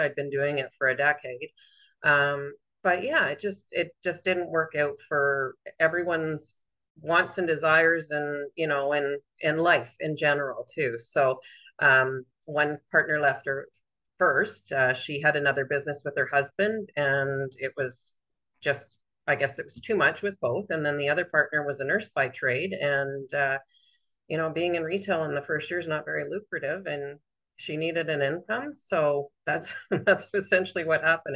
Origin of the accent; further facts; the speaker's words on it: Southern Ontario, Canada; moved away as an adult; now in Renfrew, Canada; I always lived in Southern Ontario until we moved here permanently, and I was in my late 20s at that point.